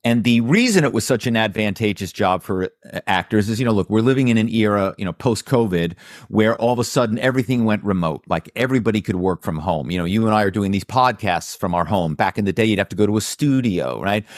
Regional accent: Philadelphia, Pennsylvania, United States; my hometown is Philadelphia

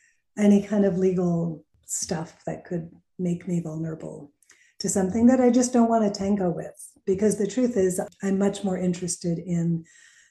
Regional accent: Northeast, United States; I'm from the Northeast

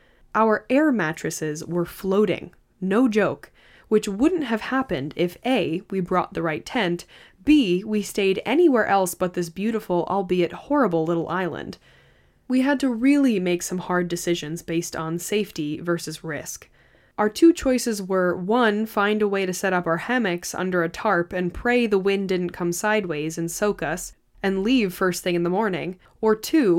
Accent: Canada; I'm Canadian. I live in northern Ontario near a border town to Michigan.

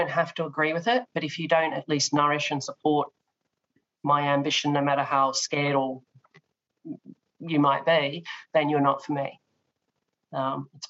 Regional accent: Australia; I come from Australia with the tall poppy syndrome

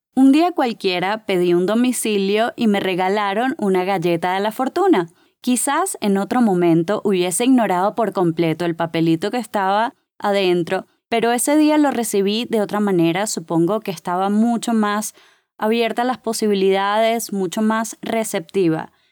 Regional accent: Caracas, Capital District, Venezuela; accent: Caracas; now in Colombia; Soy de Venezuela, no sé si ya lo habrán notado por mi acento que es de Caracas.

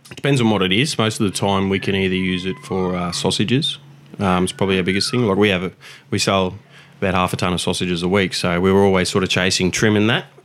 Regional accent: Victoria, Australia; now in Gold Coast, Australia; I moved up from Victoria when I was younger and uh, to to Queensland, obviously the Gold Coast

